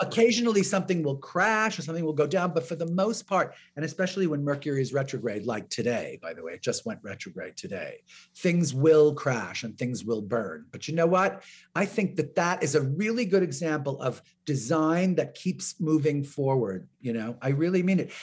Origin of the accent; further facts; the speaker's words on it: New York, United States; I'm from New York, because my relatives all live in New York